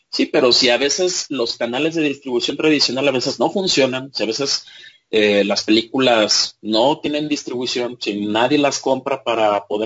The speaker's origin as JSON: {"language": "Spanish", "country": "Mexico", "said": "pero yo como audiencia mexicana, ¿en dónde quedo?"}